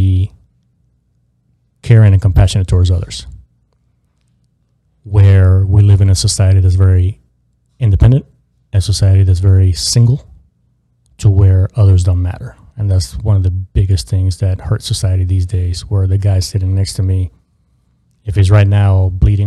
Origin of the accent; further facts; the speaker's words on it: Miami, Florida, United States; I grew up in South Florida, in Miami